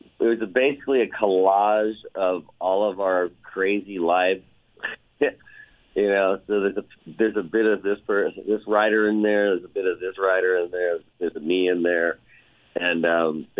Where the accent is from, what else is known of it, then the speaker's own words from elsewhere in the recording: Kansas City, United States; now in California, United States; I grew up in Kansas City